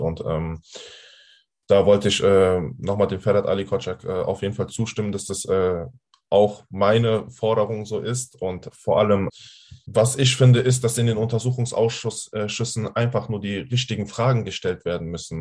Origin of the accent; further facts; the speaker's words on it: Hanau, Hesse, Germany; bei uns in Hanau